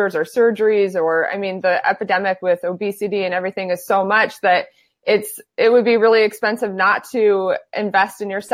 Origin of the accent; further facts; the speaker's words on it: Phoenix, Arizona, United States; now in San Diego, United States; I am born and raised in Phoenix, Arizona, and I currently live in San Diego